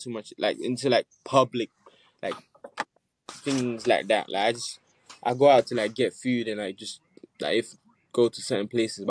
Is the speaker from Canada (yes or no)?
no; Nigeria; also born or lived in United States; I was born in Nigeria, so I grew up there for a bit, and then I moved to America, then I moved back to Nigeria, then I moved here